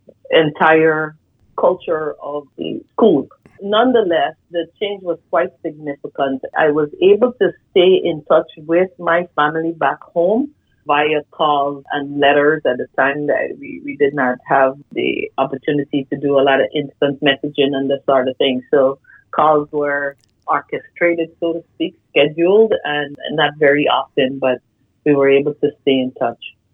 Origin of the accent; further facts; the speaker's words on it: Guyana; moved away as an adult; also born or lived in Iowa, United States; now in United States; I was born in Guyana, South America. I started my career back there in medical technology